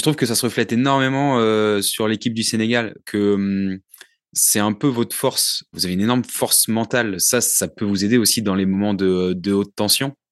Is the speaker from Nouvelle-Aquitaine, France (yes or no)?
yes; Ruffec, Nouvelle-Aquitaine, France; On était à Ruffec chez moi, en Charente